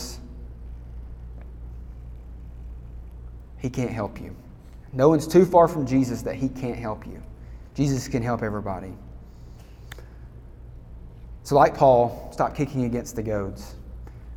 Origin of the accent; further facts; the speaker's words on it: Alabama, United States; I'm from Alabama